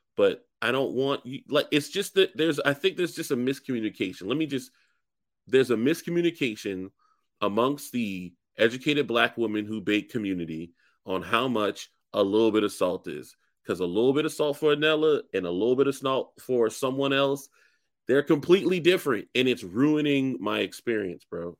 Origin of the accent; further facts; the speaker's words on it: the South, United States; I'm from the South